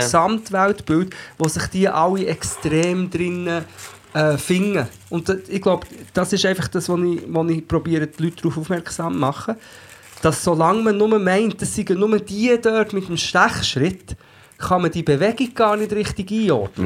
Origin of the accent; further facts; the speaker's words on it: Portugal; now in Switzerland; ich bin ja in Portugal aufgewachsen und bin dann erst in den 90er, erst in den 90er, wie das dann, zurück in die Schweiz gekommen